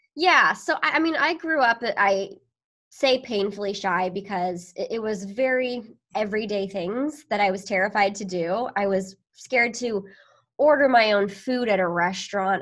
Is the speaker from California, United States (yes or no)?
yes; near Sacramento, Northern California, United States; moved away as an adult; also born or lived in Chicago; now in Long Beach, United States; born in Long Beach actually, but raised up in Northern California, close to like the Sacramento area